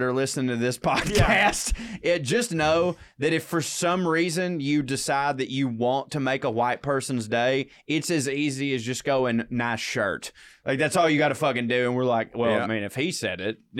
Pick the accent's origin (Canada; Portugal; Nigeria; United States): United States; the South; I'm from the South.